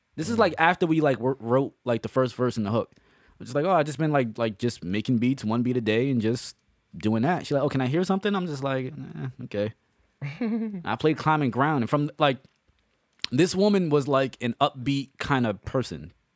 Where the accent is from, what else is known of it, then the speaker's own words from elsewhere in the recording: New York City, New York, United States; We grew up together. We grew up in the Bronx